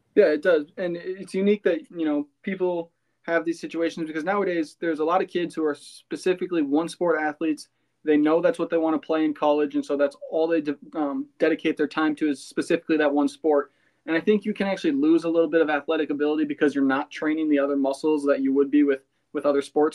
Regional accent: Cannon Falls, Minnesota, United States; my hometown

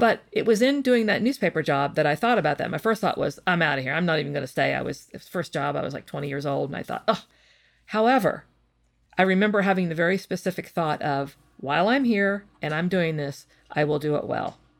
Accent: West Virginia, United States; I come from West Virginia, and I think it's a very hardworking state filled with hardworking people. Maybe that's the West Virginian me talking

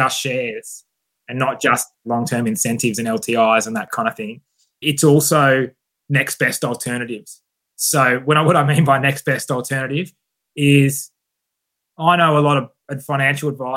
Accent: Perth, Western Australia, Australia; I'm from Scarborough in Perth

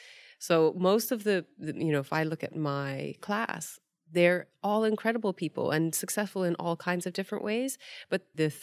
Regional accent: Hong Kong; now in United Kingdom; I came from Hong Kong where half of their sewage at the time went into the sea untreated

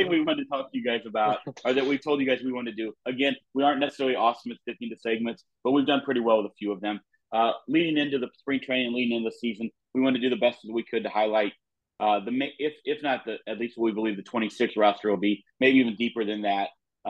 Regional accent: Alton, Illinois, United States; Growing up in Alton, Illinois, we obviously had Robert Wadlow.

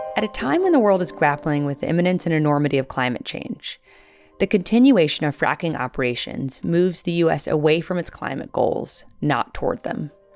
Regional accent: Little Rock, Arkansas, United States; when I was a, uh, little girl, uh, growing up in Little Rock, Arkansas in the, in the nineteen eighties

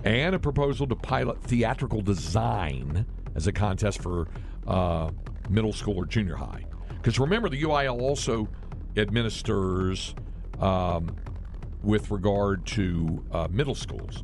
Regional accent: North Carolina, United States; moved away; back to the home state of North Carolina

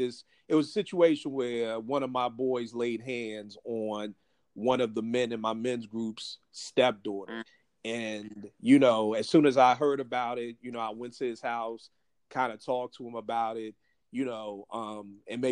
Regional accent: Philadelphia, Pennsylvania, United States; growing up in Philly

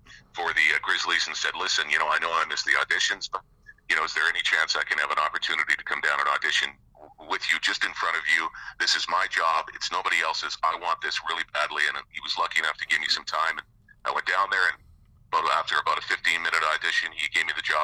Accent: Winnipeg, Manitoba, Canada; also born or lived in Halifax / Barrie / West Coast; now in Vancouver, Canada; I grew up in Winnipeg

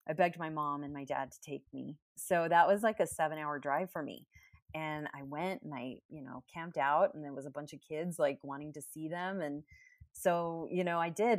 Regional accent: Texas, United States; I was from Texas

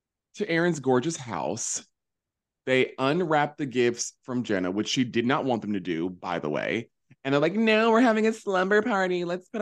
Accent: the South, United States; now in Hudson Valley, United States; I'm from the South.

